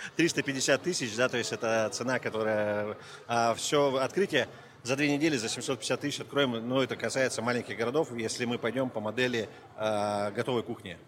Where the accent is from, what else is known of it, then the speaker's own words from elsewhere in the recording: Abakan, Khakassia, Russia; из Хакасии, Абакан